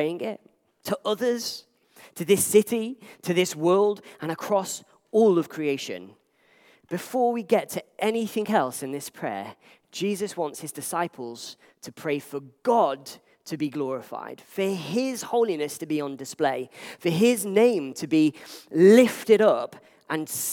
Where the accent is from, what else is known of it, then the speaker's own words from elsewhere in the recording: Liverpool, North West England, United Kingdom; Back in my family home, when I grew up in Liverpool